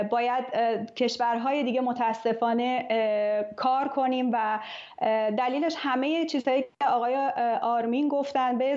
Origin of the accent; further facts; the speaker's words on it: Iran; moved away; من به عنوان یک ورزشکار دختر ایرانی که توی ورزش ایران بزرگ شدم